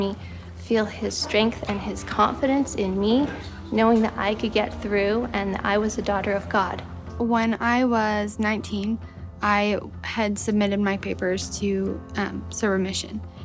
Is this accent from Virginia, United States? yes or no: yes; Virginia, United States; I was from Virginia